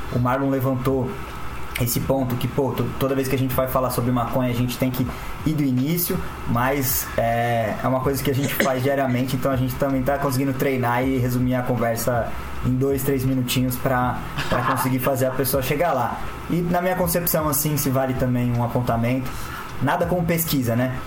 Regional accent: São Paulo, Brazil; sou de São Paulo também

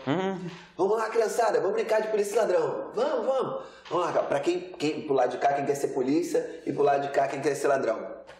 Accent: Rio de Janeiro, Brazil; eu nasci aqui no Rio de Janeiro

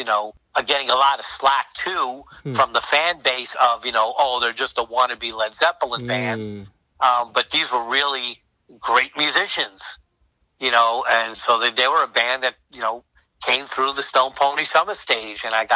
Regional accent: New York City, New York, United States; now in New Jersey, United States; New York City, which I'm from. I was born in Brooklyn. I'm from New York

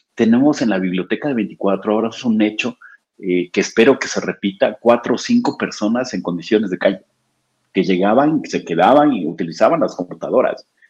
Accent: Oaxaca, Mexico; now in Puebla, Mexico; yo soy oaxaqueño de nacimiento

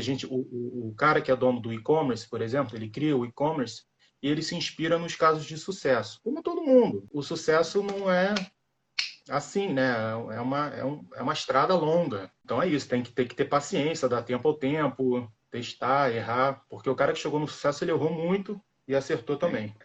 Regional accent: Rio de Janeiro, Brazil; Eu sou do Rio de Janeiro

